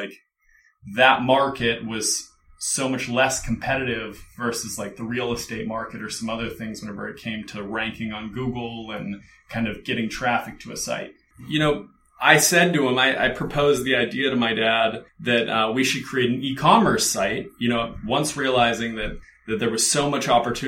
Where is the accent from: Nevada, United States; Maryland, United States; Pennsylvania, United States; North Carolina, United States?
Pennsylvania, United States; Pittsburgh; moved away as an adult; also born or lived in Aspen, Colorado; now in Los Angeles, United States; move from my hometown in Pittsburgh, Pennsylvania to Aspen, Colorado to be a ski bum